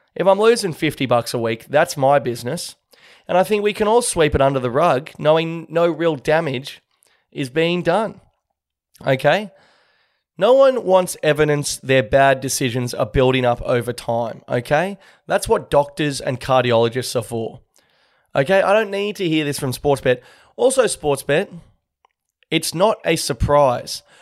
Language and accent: English; Sydney, New South Wales, Australia; I'm from Sydney